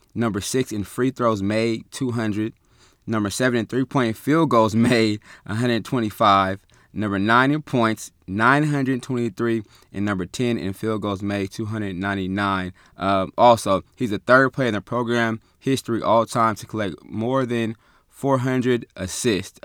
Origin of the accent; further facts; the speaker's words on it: Sacramento, California, United States; growing up in Sac, moving around a little bit